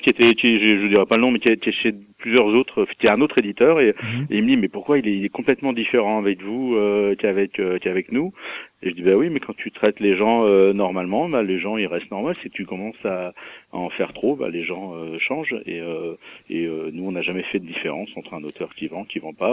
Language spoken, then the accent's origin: French; Mâcon, Bourgogne-Franche-Comté, France; je suis né à Macon et je trouve que c'est une ville c'est une ville sympa